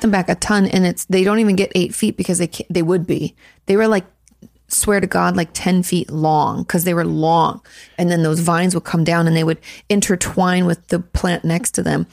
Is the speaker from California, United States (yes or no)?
yes; California, United States; now in Texas, United States